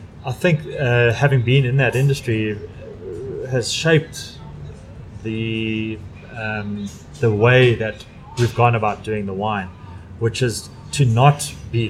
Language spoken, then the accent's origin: English; Durban, KwaZulu-Natal, South Africa; I'm from Durban